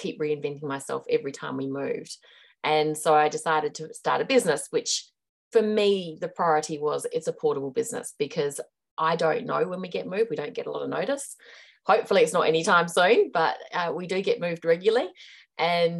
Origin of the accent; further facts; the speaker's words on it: Australia; moved away as an adult; also born or lived in Hong Kong / India / Chongqing, China; now in New Zealand; I am Australian. I'm currently living in New Zealand.